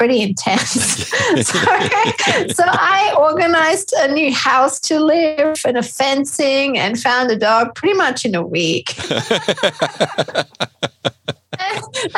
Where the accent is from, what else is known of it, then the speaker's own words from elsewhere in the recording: Austria; moved away as an adult; now in Australia; I'm a clinical psychologist and I'm from Austria, and I moved to Australia with my gorgeous husband and family